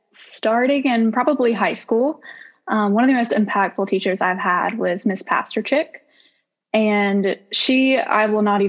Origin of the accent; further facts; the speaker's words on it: Southaven, Mississippi, United States; I am from South Haven, Mississippi, so not too far away. I graduated from South Haven High School in 2018